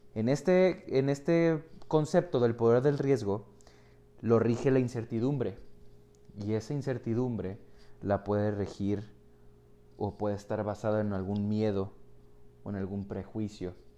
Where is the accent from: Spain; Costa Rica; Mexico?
Mexico; Tijuana, Baja California; yo vivo en Tijuana, ok, entonces soy, soy mexicano, tijuanense de, nacimiento